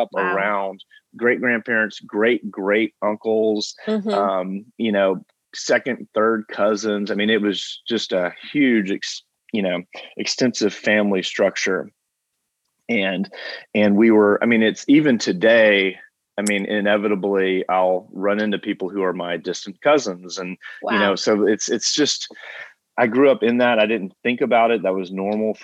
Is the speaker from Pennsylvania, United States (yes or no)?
no; Franklin, Tennessee, United States; also born or lived in Huntsville, Alabama; not only have I lived, you know, almost my whole life in Franklin